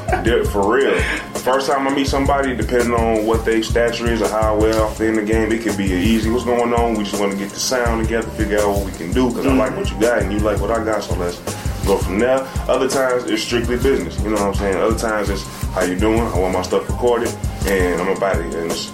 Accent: Chicago, Illinois, United States; also born or lived in Hawaii / Mississippi; I'm from Southside Chicago, you know what I'm saying? I wasn't born and raised there. I've been lived everywhere around the United States, goddamn.

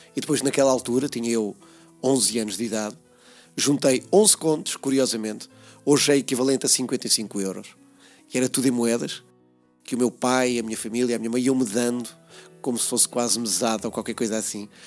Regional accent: Peniche, Centro, Portugal; aqui na cidade de Peniche, no bairro onde nasci, uh, o Campo da Torre

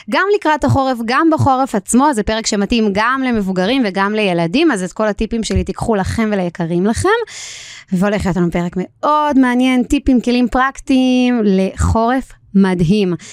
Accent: Israel; ואני גדלתי ביישוב ליד ירושלים, יישוב מאוד מאוד קר, יש לציין

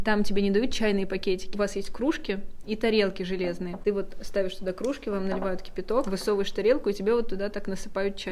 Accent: Ufa, Bashkortostan, Russia; я из Уфы

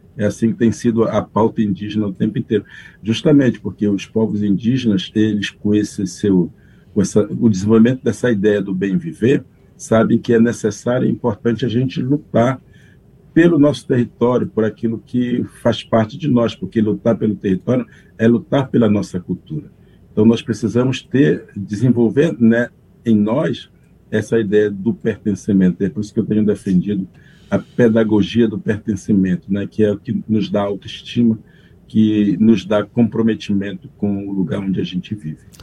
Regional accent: Brazil; eu sou um brasileiro nascido munduruku

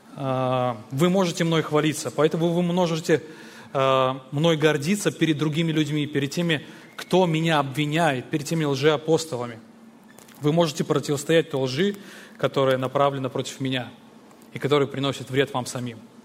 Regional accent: Belarus; Я сам родом из Беларуси

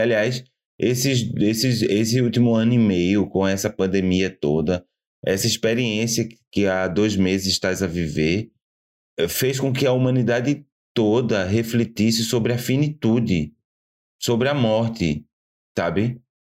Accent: Cabo de Santo Agostinho, Pernambuco, Brazil; now in Portugal; a cidade de onde eu vim é, é um nome até que o português fala tranquilamente: Cabo de Santo Agostinho.

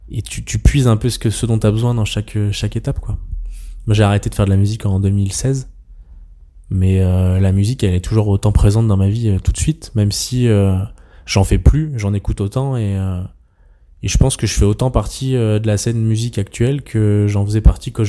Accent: Troyes, Grand Est, France; j'ai grandi une partie de mon enfance en Champagne à Troyes et les maisons à Colombage les trucs comme ça c'est trop bien

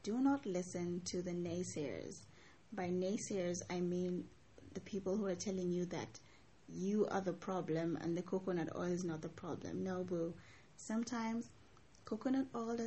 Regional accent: Mombasa, Mombasa County, Kenya; I grew up in Mombasa

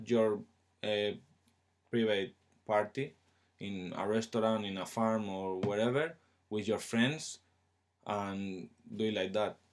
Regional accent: Spain; English is a second language; moved away as an adult; now in England

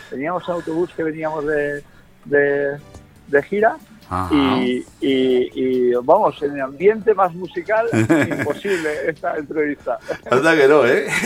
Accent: Spain; yo soy de aquí, soy español, más obvio

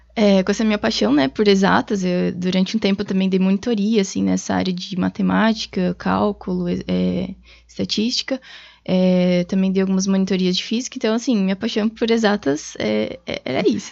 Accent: Tubarão, Santa Catarina, Brazil; moved away as an adult; now in Blumenau, Brazil; eu sou natural de Tubarão, Santa Catarina

